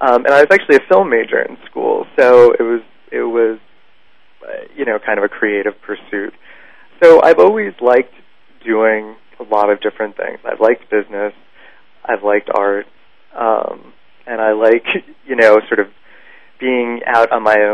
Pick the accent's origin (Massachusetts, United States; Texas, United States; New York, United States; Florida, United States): New York, United States; New York City; I grew up in Manhattan